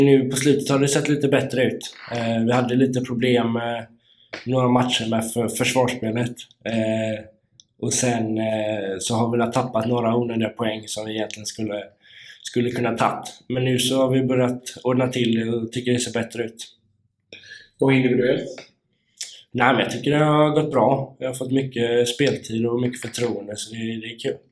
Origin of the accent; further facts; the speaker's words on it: Kungsbacka, Halland County, Sweden; moved away; Jag är ju uppväxt i Kungsbacka.